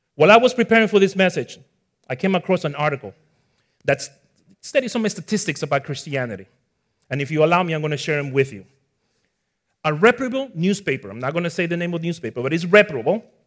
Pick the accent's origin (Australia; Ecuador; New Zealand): Ecuador; also born or lived in Bronx, New York, United States; now in Florida, United States; I was born in the Bronx at four years old, I moved to my parents' country of origin, which is in Ecuador, South America. So that's where you notice the little accent